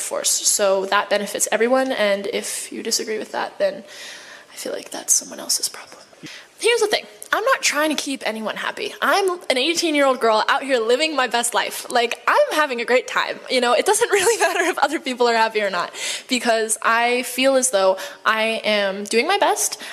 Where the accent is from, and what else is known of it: United States; also born or lived in China